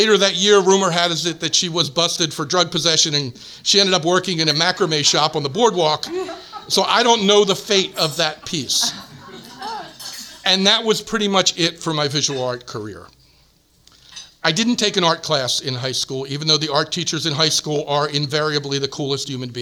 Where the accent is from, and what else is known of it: New Jersey, United States; born or raised there; moved away